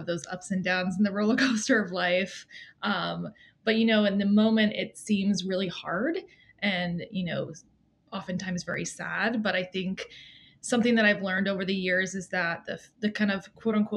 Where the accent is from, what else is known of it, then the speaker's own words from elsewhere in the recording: Maine, United States; I'm from Maine, which is beautiful this time of year